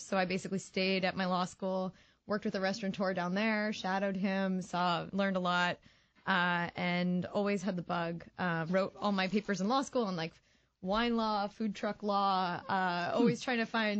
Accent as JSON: {"language": "English", "town": "Boca Raton", "region": "Florida", "country": "United States", "moved": "yes", "lives_now": "Washington, D.C., United States", "said": "I'm from Boca Raton, Florida."}